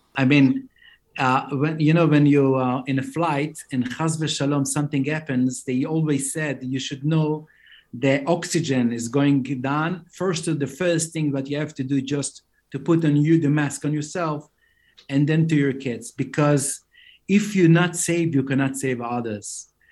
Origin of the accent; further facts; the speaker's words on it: Jerusalem, Jerusalem District, Israel; English is a second language; now in Beitar Illit, Israel; I grew up in Mea Shearim.